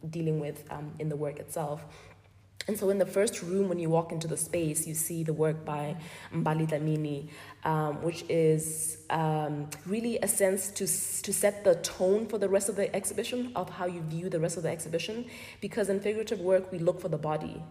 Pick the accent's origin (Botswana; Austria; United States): Botswana; I'm from Botswana